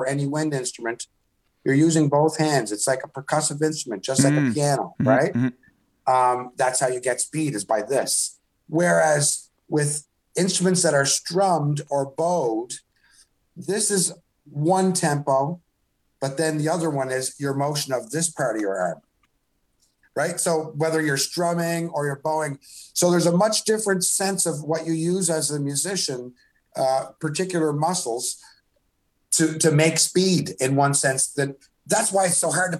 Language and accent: English; Canada; as a Canadian artist